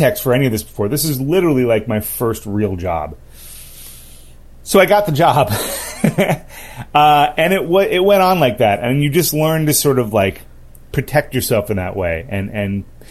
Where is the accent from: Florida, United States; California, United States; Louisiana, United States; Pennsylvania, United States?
California, United States; Los Angeles; I was born and raised in Los Angeles